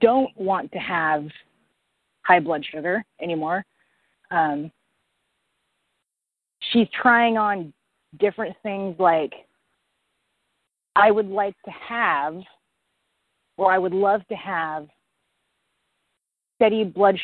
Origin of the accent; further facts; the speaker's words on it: Portland, Oregon, United States; I'm from Portland, Oregon